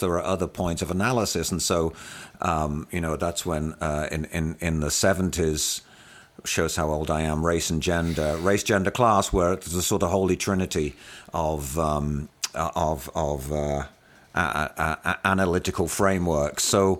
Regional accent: United Kingdom; moved away as an adult; And so I was well aware of class inequity growing up in the United Kingdom. That's where I spent my formative years, the first 30 years of my life.

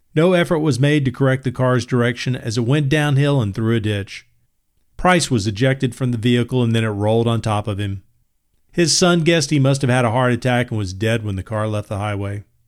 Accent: Birmingham, Alabama, United States; As a teenager growing up in Birmingham

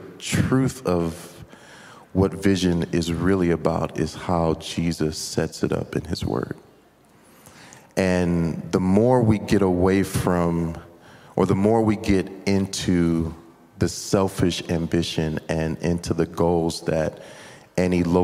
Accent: United States; me growing up in America

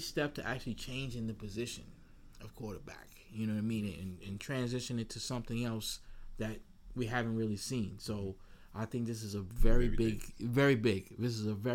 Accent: New York area, United States; We're from the New York area

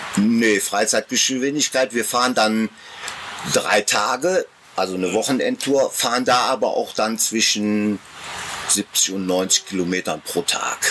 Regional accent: Osterath, North Rhine-Westphalia, Germany; Wir haben ja als, als Jugendliche in Osterrad nicht ja. so viele Alternativen gehabt, um mal was zu erleben

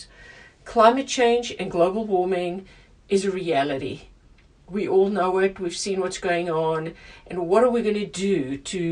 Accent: South Africa; moved away; my home country, where I grew up, of South Africa

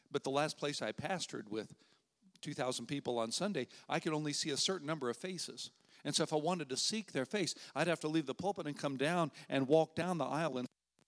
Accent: United States; being an American until I lived overseas when I was in college

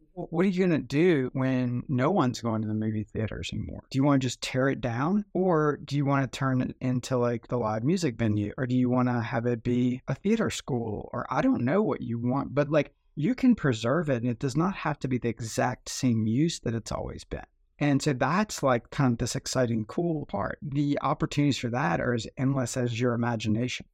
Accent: New Orleans, Louisiana, United States; growing up in New Orleans, there were a ton of those

